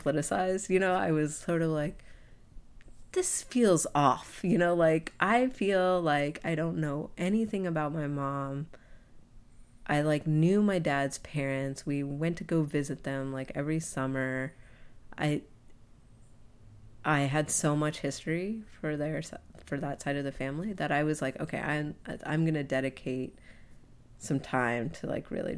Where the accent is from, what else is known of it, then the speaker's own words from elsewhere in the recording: United States; growing up in the States